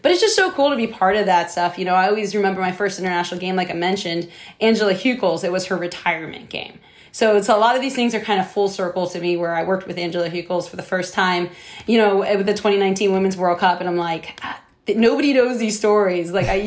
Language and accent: English; United States; I'm the only American at this tournament.